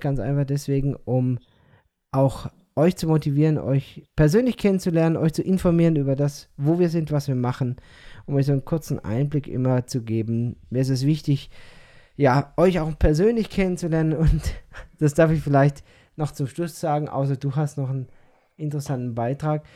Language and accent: German; Odenwald, Germany; accent: Odenwald dialect; now in Peru; ich verfalle in diesen Odewälder Dialekt